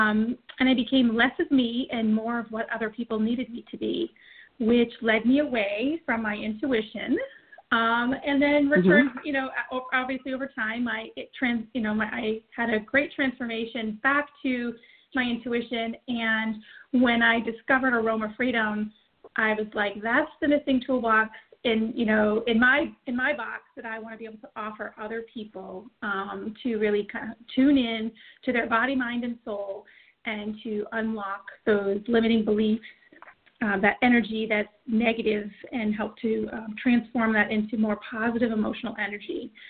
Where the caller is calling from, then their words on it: Auburn, Maine, United States; I am calling in from Auburn, Maine.